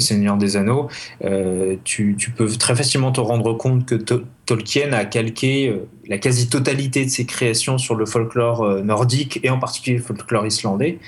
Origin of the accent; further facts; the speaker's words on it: Grenoble, Auvergne-Rhône-Alpes, France; chez nous à Grenoble